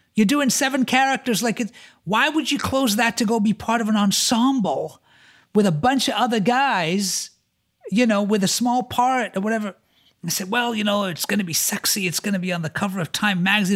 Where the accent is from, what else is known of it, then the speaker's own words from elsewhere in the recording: Florida, United States; moved away as an adult; I'm from Florida